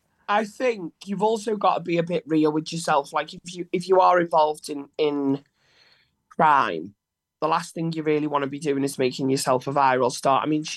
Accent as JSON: {"language": "English", "town": "Liverpool", "region": "North West England", "country": "United Kingdom", "said": "I'm from Liverpool."}